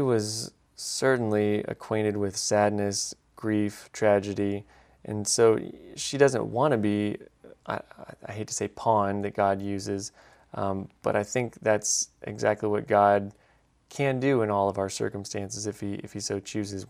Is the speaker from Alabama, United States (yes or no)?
yes; Alabama, United States; I'm from Alabama